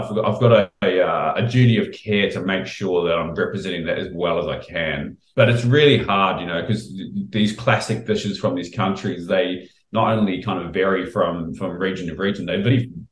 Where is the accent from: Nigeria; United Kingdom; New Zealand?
New Zealand; moved away as an adult; now in Australia; when I grew up in New Zealand